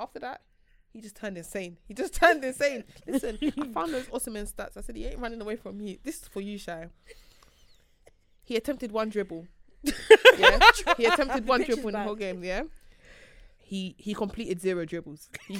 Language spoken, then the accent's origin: English; Nigeria; Yeah, I'm Nigerian.